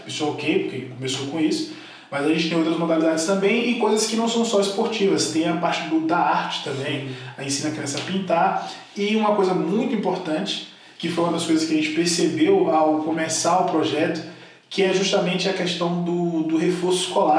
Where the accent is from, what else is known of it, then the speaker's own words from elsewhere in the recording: Salvador, Bahia, Brazil; moved away as an adult; now in São Paulo, Brazil; Eu me mudei para São Paulo, sou de Salvador